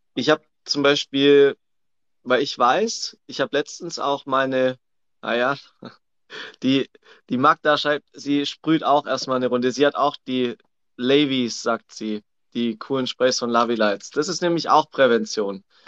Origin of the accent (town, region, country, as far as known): Swabia, Germany; accent: Swabian